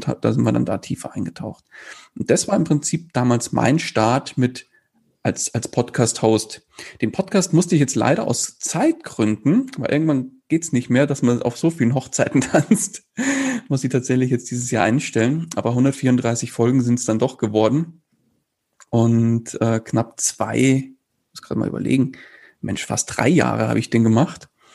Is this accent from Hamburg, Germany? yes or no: no; near Munich, Bavaria, Germany; Ich komme aus der Nähe von München